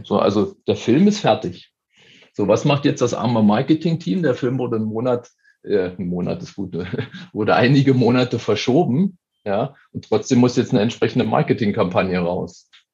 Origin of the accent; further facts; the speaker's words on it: eastern Germany, Germany; now in Munich, Germany; also ich komme aus dem Osten